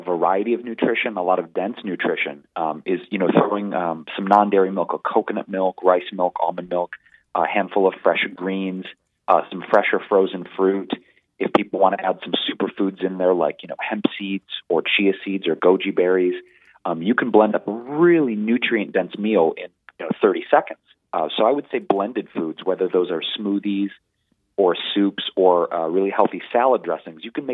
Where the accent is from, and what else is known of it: Detroit, Michigan, United States; born or raised there